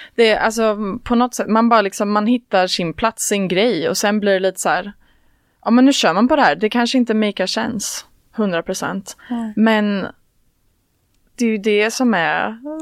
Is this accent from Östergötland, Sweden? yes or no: no; a community outside Trollhättan, Västra Götaland, Sweden; Jag kommer från eh, ett eh, samhälle utanför Trollhättan. Jag hoppas inte att det hörs att jag är från Slätta.